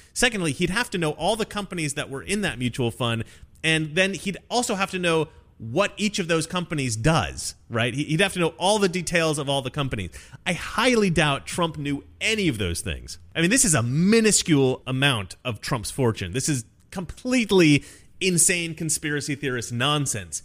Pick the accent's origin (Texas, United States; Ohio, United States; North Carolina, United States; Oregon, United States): Oregon, United States; Oregon, my home state